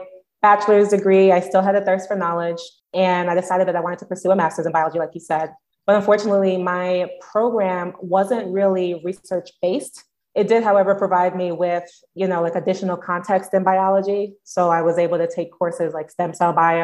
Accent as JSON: {"language": "English", "town": "New York City", "region": "New York", "country": "United States", "tie": "born or raised there", "also_born_or_lived": "Binghamton", "moved": "as an adult", "said": "I'm originally from Brooklyn, born and raised"}